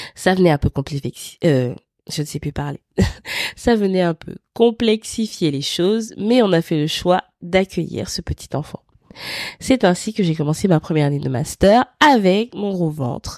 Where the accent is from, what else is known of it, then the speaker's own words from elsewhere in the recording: Libreville, Estuaire, Gabon; je suis née à Libreville au Gabon